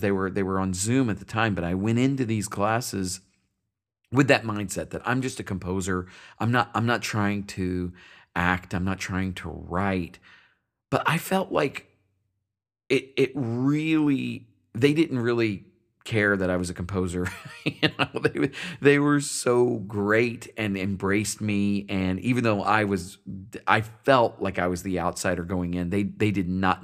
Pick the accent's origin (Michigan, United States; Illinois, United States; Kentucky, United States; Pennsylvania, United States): Kentucky, United States; Paducah; My hometown is Paducah, Kentucky